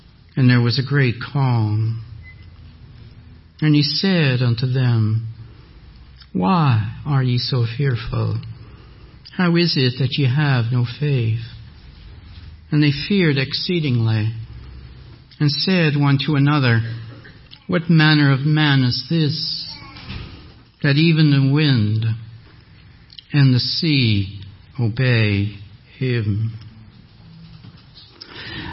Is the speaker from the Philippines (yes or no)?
no; Canada; accent: French; English is a second language; now in Mississauga, Canada; I was an only child of French-speaking parents